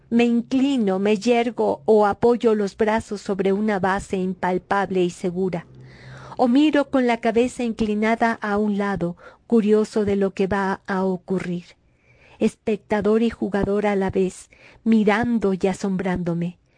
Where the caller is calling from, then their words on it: Mexico City, Mexico; saludo cordial desde la Ciudad de México.